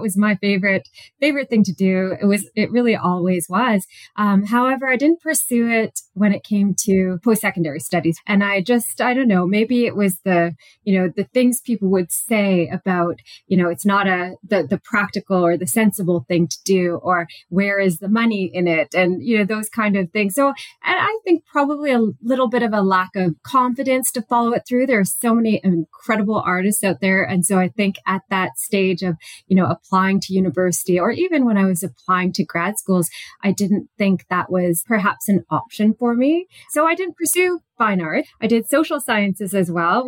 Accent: British Columbia, Canada; also born or lived in New Westminster, British Columbia / Vancouver Island; now in Innisfil, Canada; I'm originally from British Columbia, so I grew up there. I was born there in New Westminster

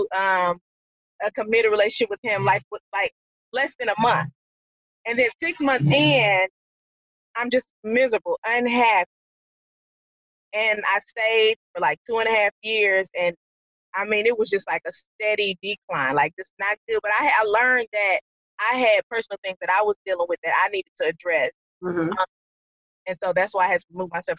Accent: St. Louis, Missouri, United States; I'm from St. Louis

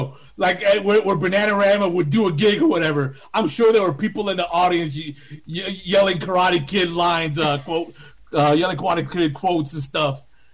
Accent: Miami, Florida, United States; accent: New York; now in New York, United States; I was born in New York, and I live here now. But, you know, raised in Miami. And in Miami, I was always the New York guy because I had the accent.

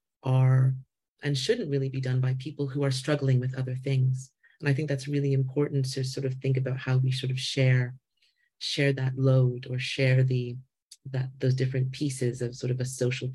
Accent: Canada; I hear that and feel that as a Canadian wo

